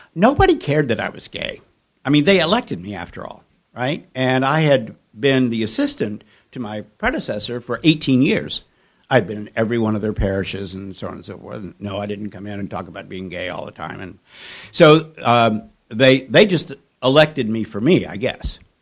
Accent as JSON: {"language": "English", "region": "Kentucky", "country": "United States", "tie": "born or raised there", "said": "my growing up in Kentucky in the 1950s"}